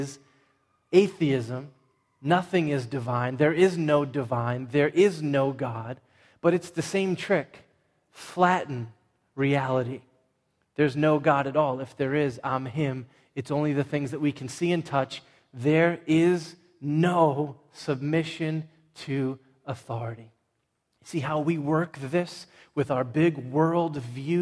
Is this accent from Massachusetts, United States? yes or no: yes; Everett, Massachusetts, United States; I'm from Everett, not Malden